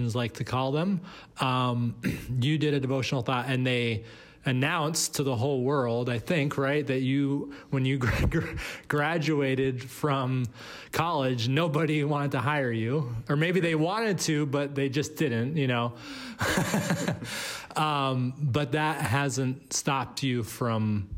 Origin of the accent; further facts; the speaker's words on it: Boston, Massachusetts, United States; Boston, which is my hometown